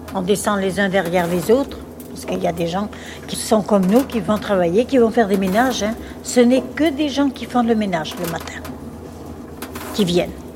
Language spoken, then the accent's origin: French; Vichy, Auvergne-Rhône-Alpes, France; Je suis née à Vichy. À Vichy. L'hôpital de Vichy. Après, j'ai grandi à Vichy